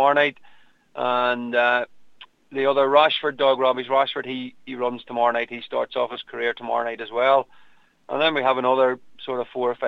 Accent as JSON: {"language": "English", "town": "Lifford", "region": "Ulster", "country": "Ireland", "tie": "born or raised there", "said": "growing up in Lifford"}